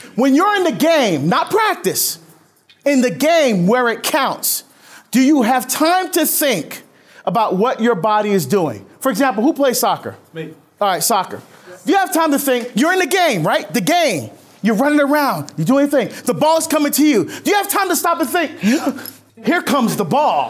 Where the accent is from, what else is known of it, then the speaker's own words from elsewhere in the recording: Barbados; moved away; originally I was born in Barbados, and that's the sport of my, of my country